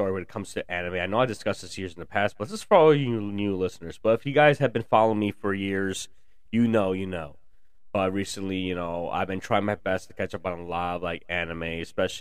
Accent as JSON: {"language": "English", "town": "Chicago", "region": "Illinois", "country": "United States", "tie": "born or raised there", "said": "I was born in Chicago, so I currently live in the burbs of the Chicagoland area."}